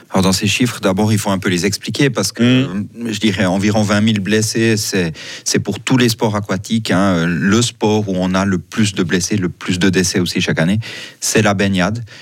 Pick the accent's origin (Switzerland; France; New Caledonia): Switzerland; on est suisse